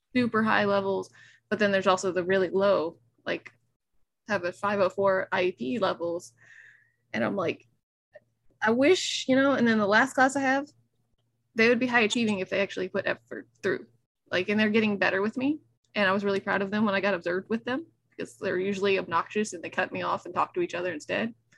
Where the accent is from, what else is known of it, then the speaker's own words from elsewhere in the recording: Nashville, Tennessee, United States; I was raised in Nashville, being a city person.